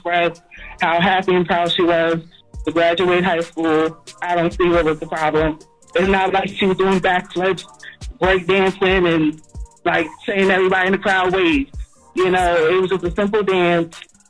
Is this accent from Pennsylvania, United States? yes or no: yes; Philadelphia, Pennsylvania, United States; So, I'm from Philadelphia, so I know exactly the schools that had the ceremony where the kids were dancing.